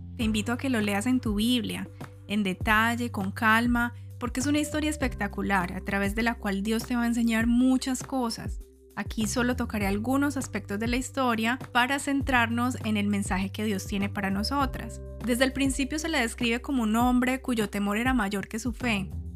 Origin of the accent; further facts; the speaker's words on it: Colombia; mi país natal, Colombia